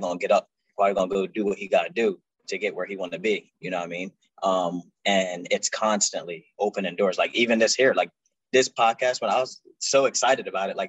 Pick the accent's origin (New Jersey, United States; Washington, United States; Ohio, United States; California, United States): New Jersey, United States; Salem; moved away as an adult; I'm from Salem, New Jersey